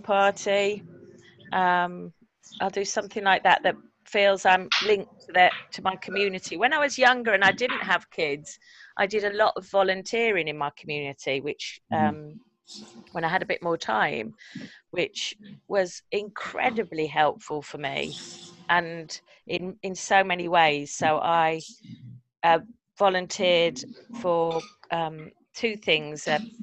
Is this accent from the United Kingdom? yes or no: yes; Midlands, United Kingdom; moved away as an adult; now in London, United Kingdom; I'm from the Midlands, so I talk to strangers all the time